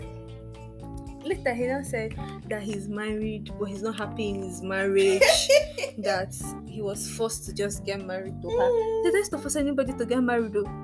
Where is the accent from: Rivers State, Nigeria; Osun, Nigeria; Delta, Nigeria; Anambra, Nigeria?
Rivers State, Nigeria; Port Harcourt; I grew up in Port Harcourt